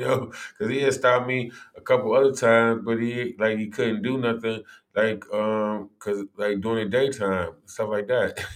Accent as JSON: {"language": "English", "town": "Cleveland", "region": "Ohio", "country": "United States", "tie": "born or raised there", "said": "growing up in Cleveland"}